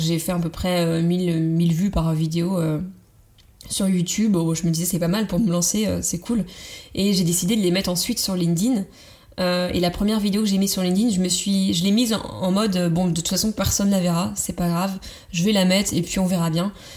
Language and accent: French; Vendée, Pays de la Loire, France; moved away as an adult; also born or lived in Nantes; je venais de Vendée, c'est la campagne vendéenne